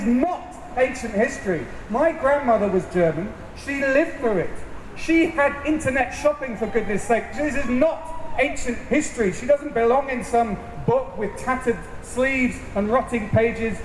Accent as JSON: {"language": "English", "country": "United Kingdom", "said": "proud to say we're British"}